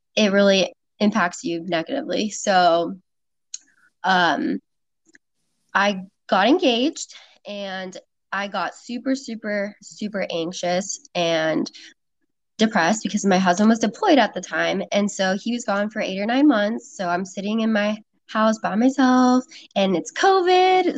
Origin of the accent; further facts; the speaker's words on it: Sacramento, California, United States; moved away as an adult; now in San Diego, United States; I moved from Sacramento, where I lived my whole life, all the way to San Diego